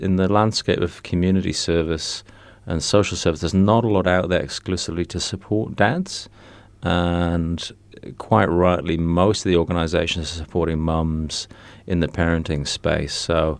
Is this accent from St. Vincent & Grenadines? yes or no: no; England, United Kingdom; now in New Zealand; I'm originally from England, been living in New Zealand for about 18 years now